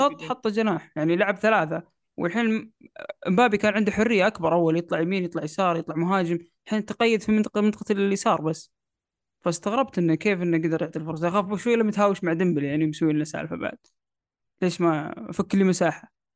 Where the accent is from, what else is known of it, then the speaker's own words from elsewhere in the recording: Saudi Arabia; عندنا في السعودية